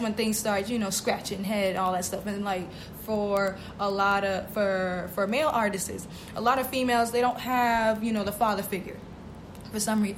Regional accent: Boston, Massachusetts, United States; moved away as an adult; I actually was born and raised in Boston, Massachusetts.

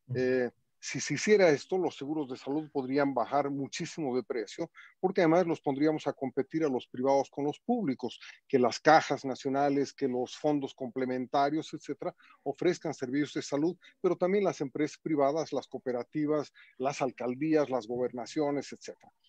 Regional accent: Bolivia; somos todos los bolivianos

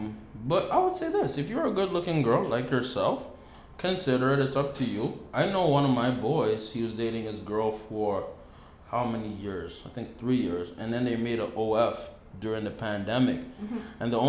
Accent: Ottawa, Ontario, Canada; We're from Ottawa

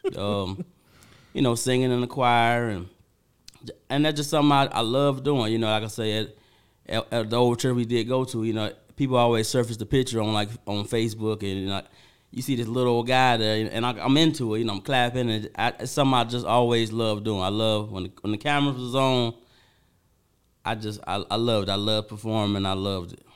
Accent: Benton Harbor, Michigan, United States; I'm from Benn Harbor

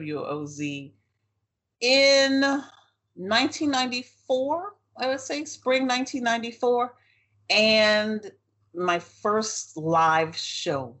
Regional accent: New Orleans, Louisiana, United States; My growing up in New Orleans

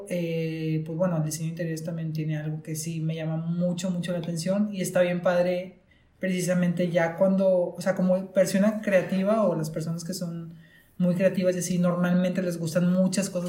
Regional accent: Monterrey, Nuevo León, Mexico; uh somos de Monterrey, por cierto.

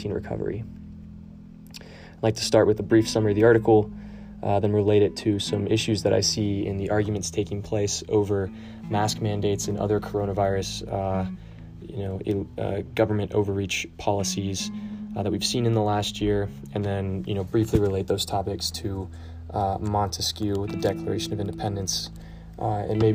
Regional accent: Kentucky, United States; my home state of Kentucky

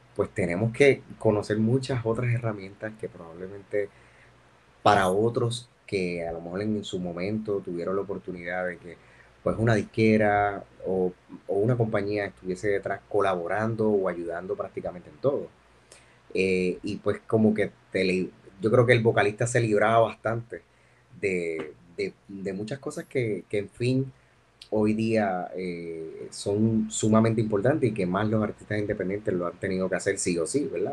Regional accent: Yabucoa, Puerto Rico; yo soy un ibarito del, del pueblo de Yabucoa. Eh, tuve la, la dicha de, de crecer en un campo hermoso que se llama el barrio Quebradillas

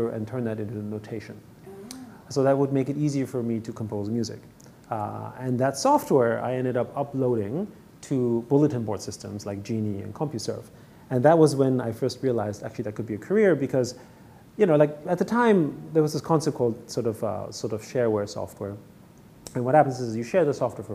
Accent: Vienna, Austria; moved away as an adult; now in Hong Kong; I grew up in Vienna

